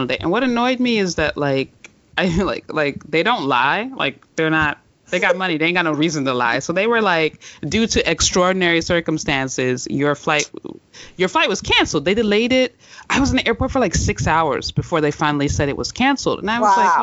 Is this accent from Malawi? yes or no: no; Sierra Leone; now in United States; as someone who comes from a country that had an epidemic and who, even though I have a U.S. passport, place of birth was Sierra Leone